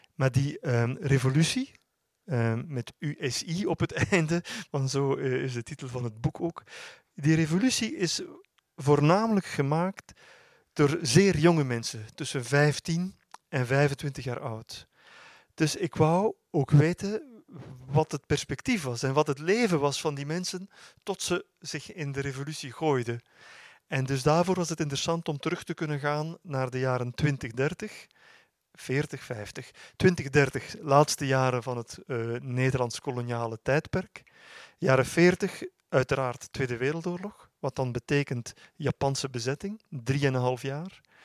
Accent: Flanders, Belgium; heb zelf nog op, op mijn middelbare school in, eh, in Vlaanderen

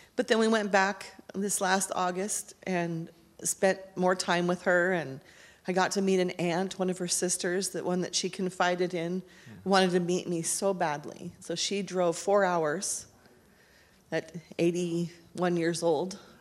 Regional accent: Kennewick, Washington, United States; I was born in Kennewick, Washington on March 13th, 1963

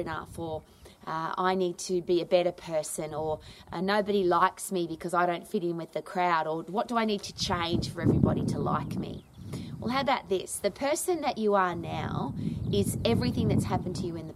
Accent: Australia; I was brought up in Australia

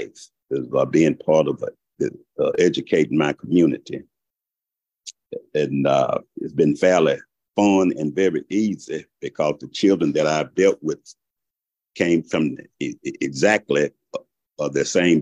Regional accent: Shreveport, Louisiana, United States; moved away as an adult; now in Augusta, United States; I'm from originally from Shreveport, Louisiana. I came out of a family of 11 children. I went into the military after graduating from high school

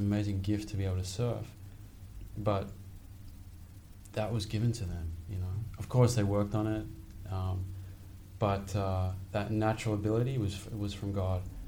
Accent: Sydney, New South Wales, Australia; now in New York, United States; I grew up in Sydney, Australia.

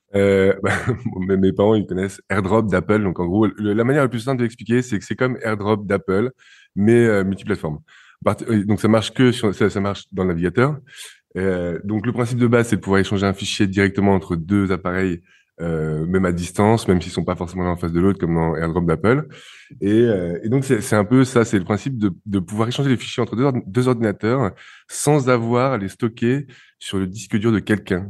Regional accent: France; now in Barcelona, Spain; je suis français

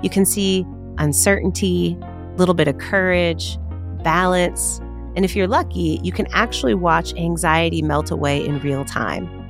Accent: Chicago, Illinois, United States; my hometown of Chicago

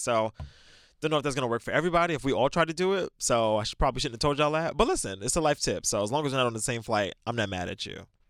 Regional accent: New York City, New York, United States; I'm from New York

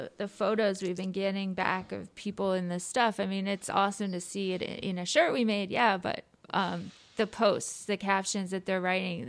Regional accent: Long Island, New York, United States; born or raised there; moved away

